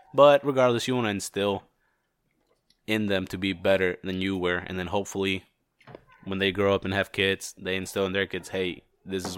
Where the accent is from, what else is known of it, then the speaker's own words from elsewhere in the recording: Mexico; now in United States; I was born in Mexico.